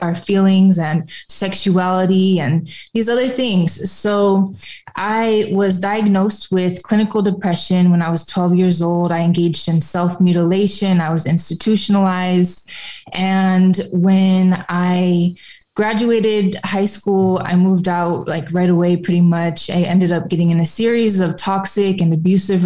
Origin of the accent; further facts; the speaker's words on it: a suburb of Flint, Michigan, United States; So I was born in a suburb of Flint, Michigan, and that is where I grew up.